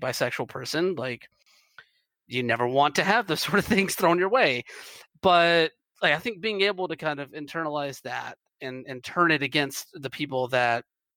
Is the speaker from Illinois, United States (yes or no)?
no; Georgia, United States; moved away; I'm originally from Georgia